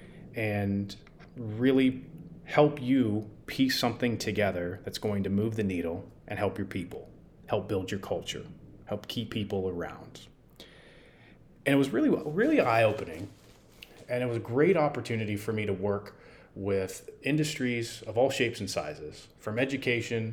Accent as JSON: {"language": "English", "town": "San Francisco", "region": "California", "country": "United States", "tie": "born or raised there", "also_born_or_lived": "San Diego, California / Arizona", "said": "I grew up in California, in San Francisco"}